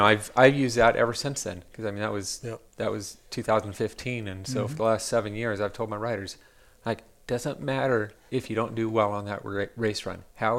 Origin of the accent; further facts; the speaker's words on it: South Dakota, United States; I'm from South Dakota.